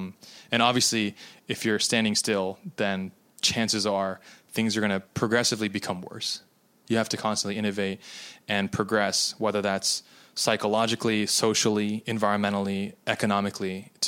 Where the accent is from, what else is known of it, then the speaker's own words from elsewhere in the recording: United States; because I'm Japanese American and both of my countries that I have nationality for don't do these things